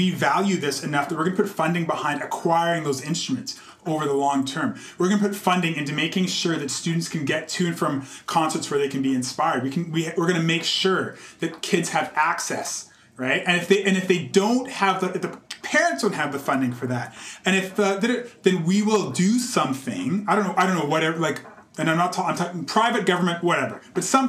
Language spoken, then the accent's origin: English; Calgary, Alberta, Canada; also born or lived in Nova Scotia; now in Toronto, Canada; I had a really great experience growing up in Calgary